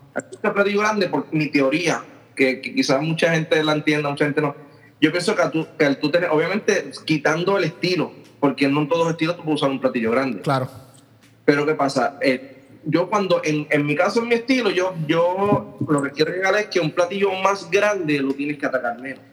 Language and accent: Spanish; Aguadilla, Puerto Rico; soy natural de Aguadilla, Puerto Rico.